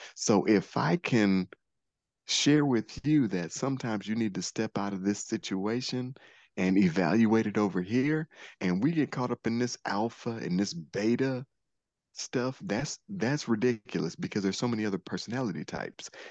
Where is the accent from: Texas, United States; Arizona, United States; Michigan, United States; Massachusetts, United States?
Michigan, United States; Detroit; I'm also from Detroit